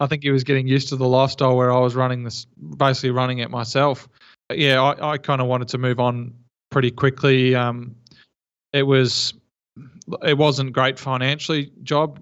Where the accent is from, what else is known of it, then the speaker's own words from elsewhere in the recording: Geelong, Victoria, Australia; I'm from Geelong, uh, Victoria